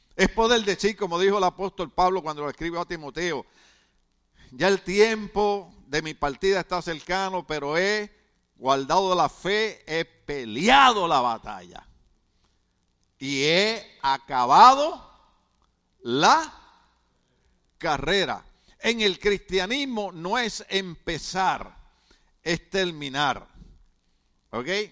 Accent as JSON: {"language": "Spanish", "country": "Puerto Rico", "moved": "as an adult", "lives_now": "California, United States", "said": "nosotros somos boricuas"}